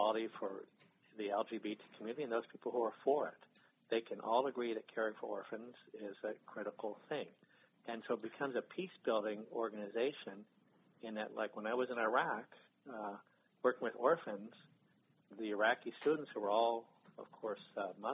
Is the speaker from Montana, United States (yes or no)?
no; Ridgefield, Connecticut, United States; I grew up in Ridgefield, Connecticut